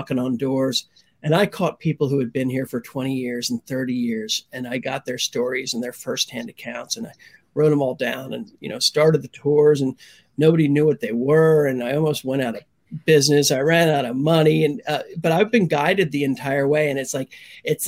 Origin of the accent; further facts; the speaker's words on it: Pennsylvania, United States; moved away as an adult; now in Key West, United States; I'm from Pennsylvania. Mm. I moved to Key West in 1996.